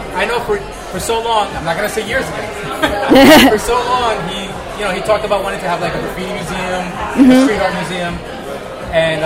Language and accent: English; New York City, New York, United States; I'm a New Yorker and I was born and raised, like, in the cities